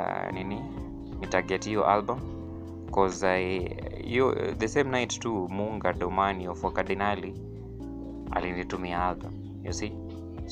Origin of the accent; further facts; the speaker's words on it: Kenya; as a Kenyan artist